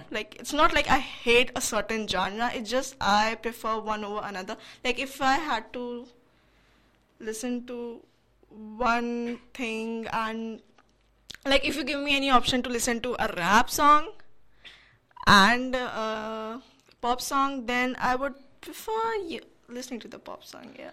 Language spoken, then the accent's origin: English; India; I'm Indian, so right. I grew up listening to Bollywood songs.